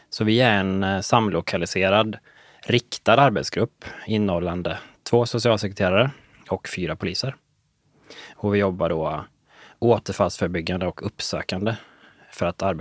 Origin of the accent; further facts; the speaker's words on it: Nynäshamn, Stockholm County, Sweden; moved away as an adult; also born or lived in Umeå; Så det var liksom 100 mil från Nynäshamn, ja. där jag kommer ifrån.